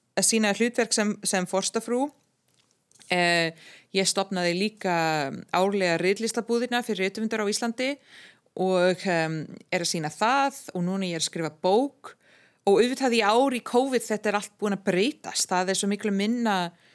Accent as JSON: {"language": "Icelandic", "town": "Ottawa", "region": "Ontario", "country": "Canada", "tie": "born or raised there", "also_born_or_lived": "Europe", "second_language": "Icelandic", "moved": "as an adult", "lives_now": "Iceland", "said": "jól sem ég man eftir sem krakki í Kanada, í Óttava"}